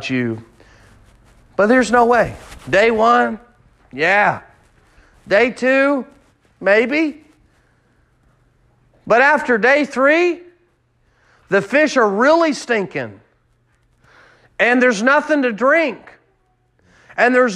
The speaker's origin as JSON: {"language": "English", "region": "Kansas", "country": "United States", "tie": "born or raised there", "said": "I grew up in Kansas"}